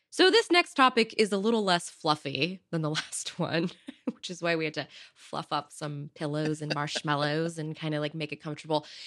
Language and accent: English; Silicon Valley, California, United States; growing up in Silicon Valley